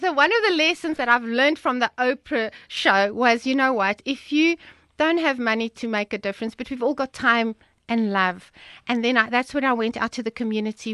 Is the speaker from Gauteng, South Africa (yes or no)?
yes; the Vaal, Gauteng, South Africa; moved away; we are originally from the Vaal.